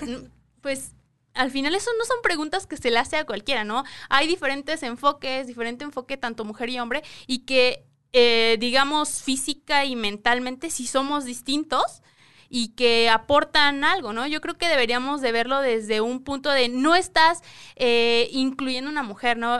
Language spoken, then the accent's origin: Spanish; State of Mexico, Mexico; venimos de el Estado de México